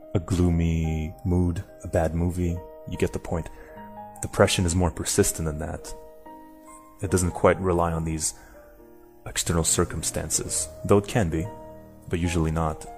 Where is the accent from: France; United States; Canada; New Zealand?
Canada; moved away as an adult; now in Madrid, Spain; So I'm Canadian, but uh, currently living in Madrid